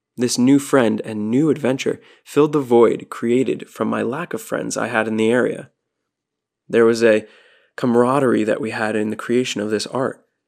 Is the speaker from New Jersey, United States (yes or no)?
yes; New Jersey, United States; moved away as an adult; also born or lived in Florida; my New Jersey license plates